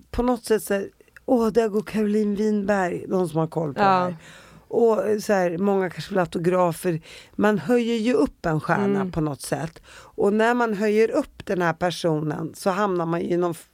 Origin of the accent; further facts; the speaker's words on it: Spånga, Stockholm County, Sweden; Alltså jag kommer från Spånga och nu är jag en av världens största fotomodeller.